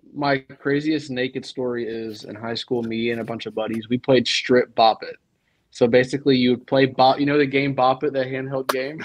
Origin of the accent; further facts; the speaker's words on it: close to Wilmington, North Carolina, United States; now in Nashville, United States; I'm from North Carolina, so I'm a big Tar Heels guy.